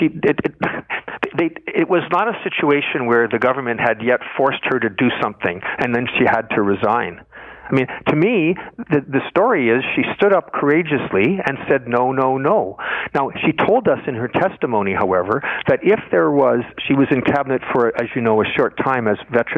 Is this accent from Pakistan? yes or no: no; Canada; as a Canadian